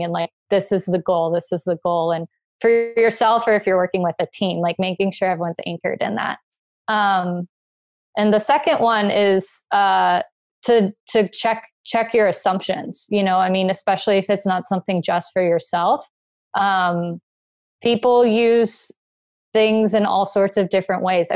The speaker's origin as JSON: {"language": "English", "region": "South Florida", "country": "United States", "tie": "born or raised there", "said": "I grew up in South Florida."}